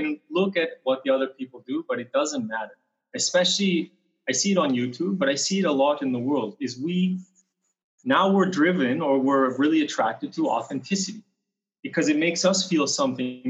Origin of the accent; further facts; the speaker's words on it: British Columbia, Canada; I'm from Canada, originally from a small town in British Columbia, a little mountain town